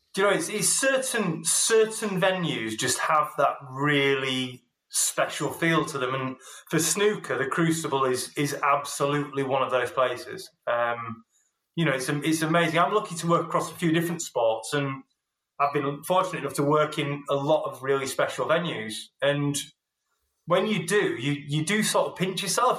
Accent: Yorkshire and the Humber, United Kingdom; I'm a Yorkshireman who's half Scottish

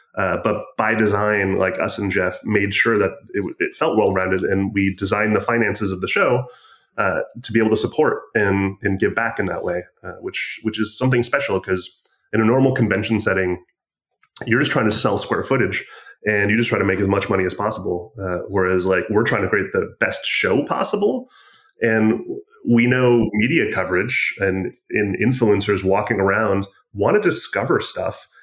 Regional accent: Michigan, United States; I'm from Michigan

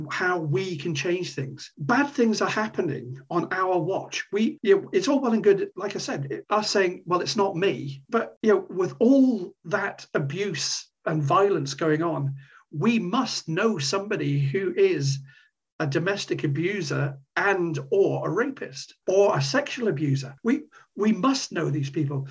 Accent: Corby, East Midlands, United Kingdom; moved away; my hometown, my old hometown of Corby

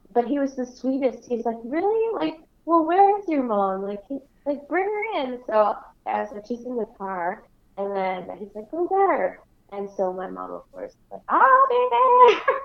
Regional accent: Canada; being a Canadian and working and writing with national artists

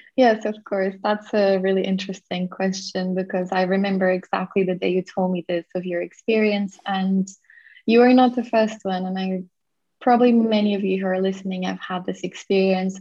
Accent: Portugal; I was born and raised in Portugal

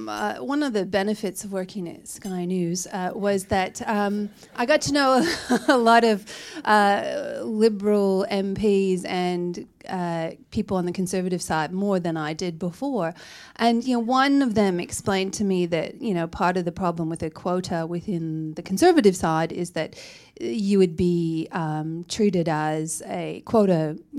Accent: New South Wales, Australia; I'm from the New South Wales, right?

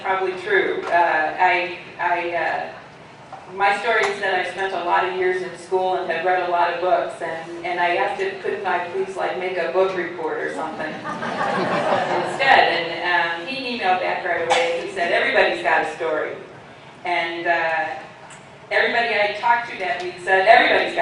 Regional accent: St. Louis, Missouri, United States; I was born and raised in St. Louis

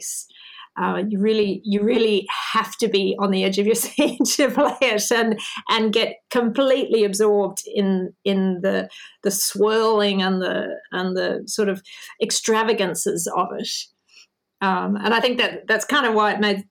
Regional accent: Melbourne, Victoria, Australia; Melbourne, which is my hometown where I live

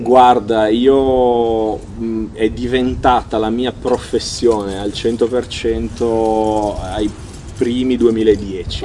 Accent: United States; moved away; io sono nato e cresciuto in America, mio papà è americano

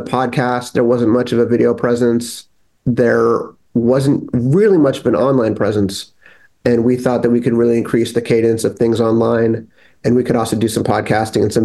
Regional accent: Los Angeles, California, United States; I grew up in San Pedro, California, which is the harbor of Los Angeles

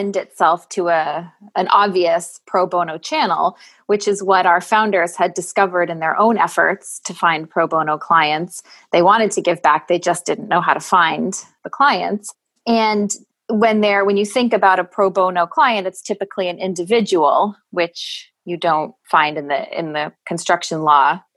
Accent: Boston, Massachusetts, United States; I'm from the Boston, Massachusetts area

